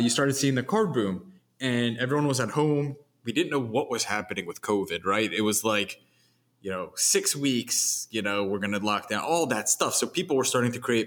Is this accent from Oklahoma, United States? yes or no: no; Philadelphia, Pennsylvania, United States; I'm a Philadelphian